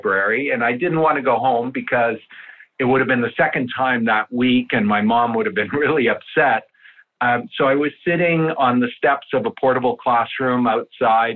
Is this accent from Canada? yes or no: yes; Canada; first language Italian; English is a second language; my parents came to Canada from Italy with nothing, no money, no education, no knowledge of the language